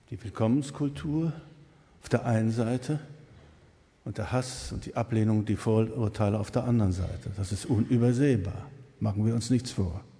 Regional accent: East Germany, Germany; ich darf das als Ossi sagen

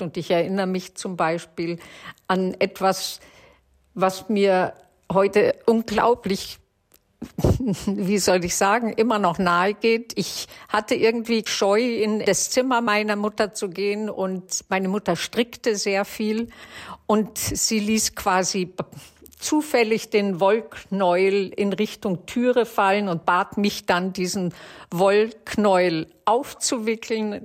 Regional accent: Germany; Wir waren ja im Displaced Persons Lager aufgewachsen

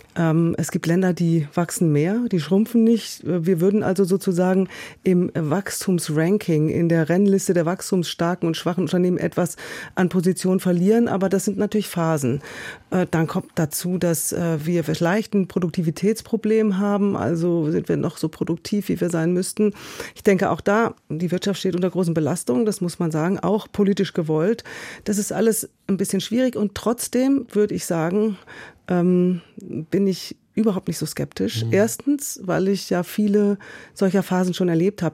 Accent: Essen, North Rhine-Westphalia, Germany; moved away as an adult; also born or lived in Munich; now in Berlin, Germany; ich bin in Essen aufgewachsen

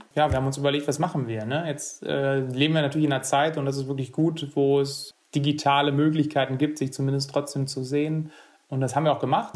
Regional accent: Erle, North Rhine-Westphalia, Germany; bei uns in Erle

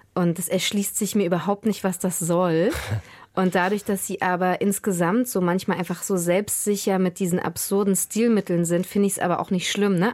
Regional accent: Mecklenburg-Vorpommern, Germany; ich bin 86 in Mecklenburg-Vorpommern geboren worden

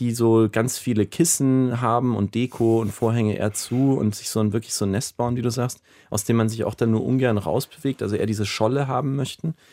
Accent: Nuremberg, Bavaria, Germany; now in New York, United States; Ich stamme ursprünglich aus Nürnberg

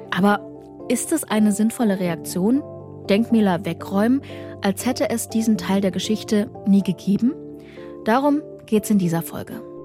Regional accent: Saxony, Germany; Auch ich bin erst nach dem Ende der DDR in Sachsen geboren

